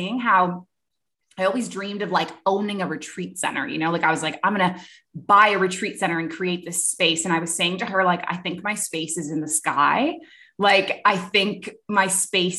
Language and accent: English; Toronto, Ontario, Canada; moved away as an adult; also born or lived in Kuwait; I am a Canadian originally, grew up in Toronto, and I lived in Canada until I was 23